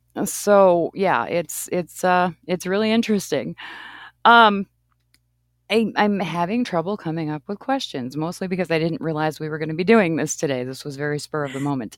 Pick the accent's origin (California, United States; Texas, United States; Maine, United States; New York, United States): Maine, United States; East Coast; moved away; I grew up on the East Coast, and I lived in Maine